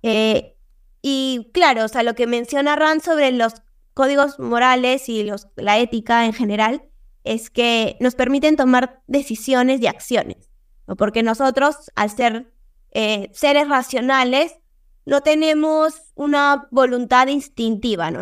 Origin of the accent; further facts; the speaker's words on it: Peru; soy de Perú